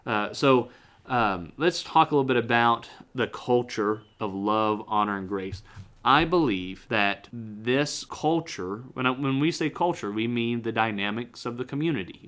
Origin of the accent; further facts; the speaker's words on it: United States; I'm red-blooded American